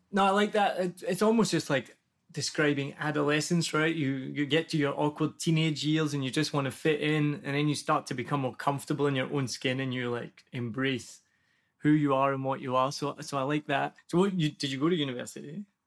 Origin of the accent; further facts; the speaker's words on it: Glasgow, Scotland, United Kingdom; first language English; moved away as an adult; now in Vietnam; I'm just from Glasgow and I've lived there my whole life